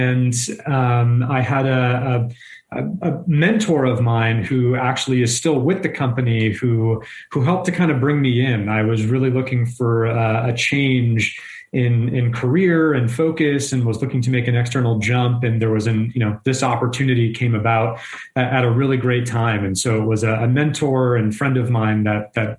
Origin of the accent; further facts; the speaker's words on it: Southern Maine, United States; moved away as an adult; now in California, United States; I was born and raised in New England, in the beautiful state of Maine. I spent the first 22 years of my life in Southern